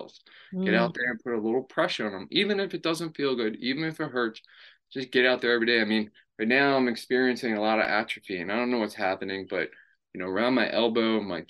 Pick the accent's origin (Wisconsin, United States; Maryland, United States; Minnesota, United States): Maryland, United States; I grew up in Maryland.